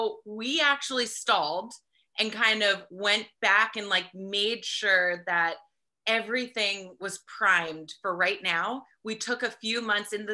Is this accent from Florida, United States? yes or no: no; New Jersey, United States; now in California, United States; I'm originally from New Jersey, so I have that East Coast work ethic. But I moved out to California